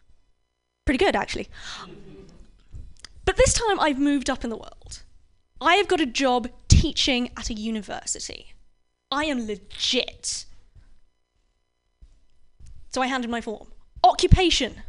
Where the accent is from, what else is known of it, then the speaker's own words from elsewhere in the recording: United Kingdom; now in San Francisco, United States; I am myself... British.